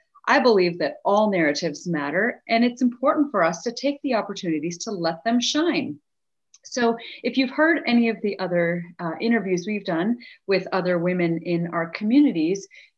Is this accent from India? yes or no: yes; India; And so as her and I together achieve our goals as Indian women, we have the privilege of investing in the history of other young Indian girls and women that are growing up there today and around the world.